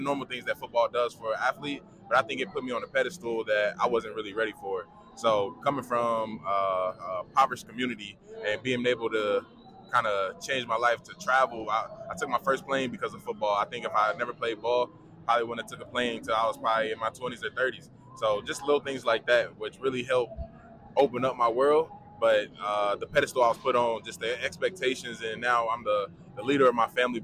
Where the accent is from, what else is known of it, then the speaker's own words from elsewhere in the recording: Indianapolis, Indiana, United States; I'm from Indianapolis, Indiana. Tap in, Naptown, 317